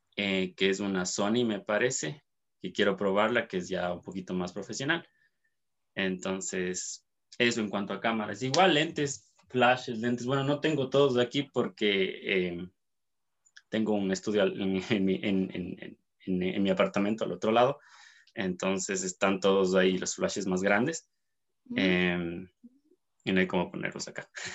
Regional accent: Cuenca, Azuay, Ecuador; soy cuencano, eh, soy de Ecuador

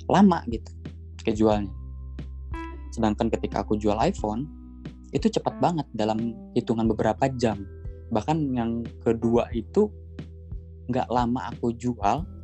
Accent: Pandeglang, Banten, Indonesia; btw daerahku itu di Banten ya di Pandeglang Banten nah di sini di daerahku demand-nya bagus nih soal iPhone

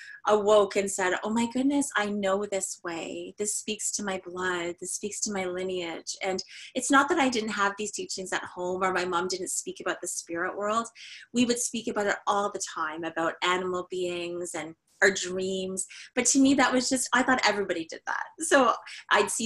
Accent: Canada; we are as Canadian as it gets

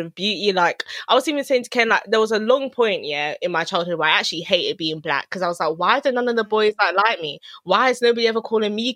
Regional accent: Luton, East of England, United Kingdom; growing up in Luton

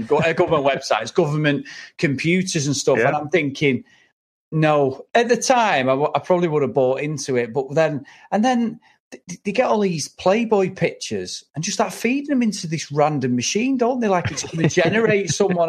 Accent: England, United Kingdom; we're both English

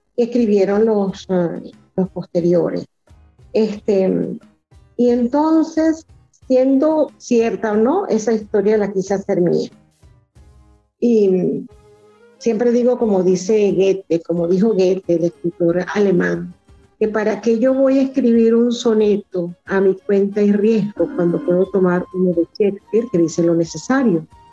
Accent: Los Taques, Falcón, Venezuela; moved away as an adult; also born or lived in Mérida, Venezuela; now in Caracas, Venezuela; soy venezolana, nací en el estado Falcón, en un pueblito que está en la punta del estado que se llama Los Taques

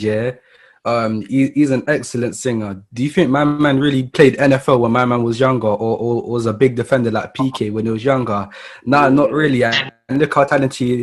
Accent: London, United Kingdom; I'm from Southwest London

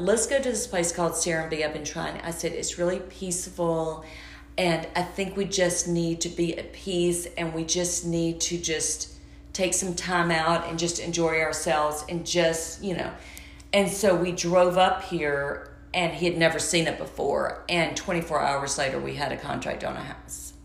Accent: Georgia, United States; moved away; I'm from Georgia

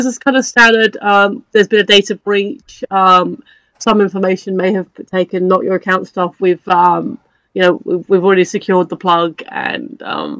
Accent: United Kingdom; we're British.

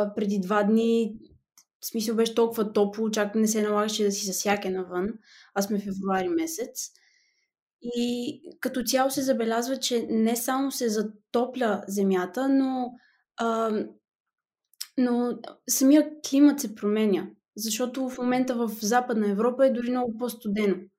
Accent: Petrich, Blagoevgrad Province, Bulgaria; moved away as an adult; now in Netherlands; от Петрич на 22 години

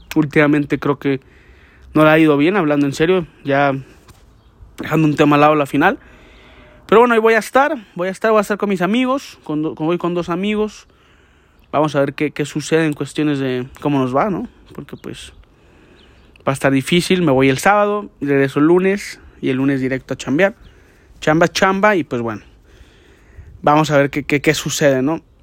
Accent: Guadalajara, Jalisco, Mexico; Yo no soy de la Ciudad de México, yo soy de Guadalajara

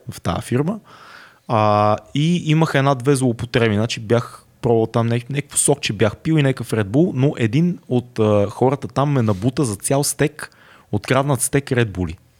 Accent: Sofia, Sofia City, Bulgaria; съм си от София и не съм плащал квартира

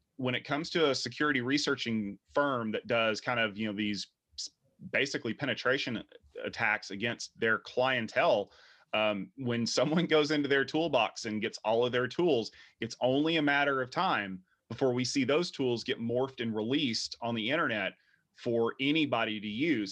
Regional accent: United States; We are American

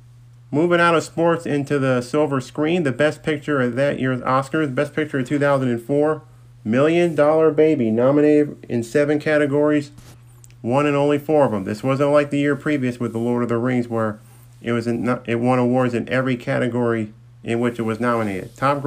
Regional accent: Saratoga Springs, New York, United States; also born or lived in Wilton, New York; not all people who grew up here were born in Saratoga. I was born, raised, educated, even though I did live nearby in the town of Wilton.

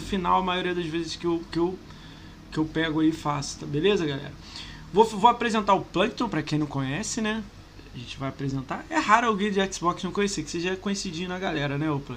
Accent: Rio de Janeiro, Brazil; Mas a gente é do Rio

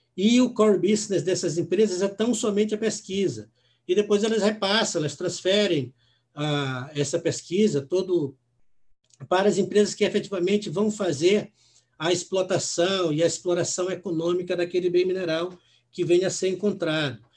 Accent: São Luís, Maranhão, Brazil; moved away; also born or lived in Natal / Recife; eu sou maranhense, nasci em São Luís, depois morei em Natal por duas, duas oportunidades, morei também em Recife

